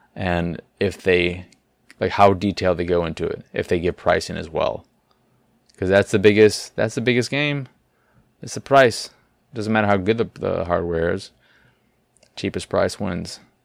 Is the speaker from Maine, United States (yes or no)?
no; Chicago, Illinois, United States; I am from Chicago.